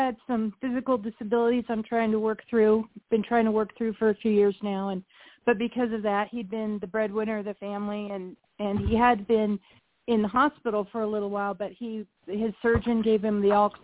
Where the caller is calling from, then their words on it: Nebraska, United States; I'm calling from Nebraska.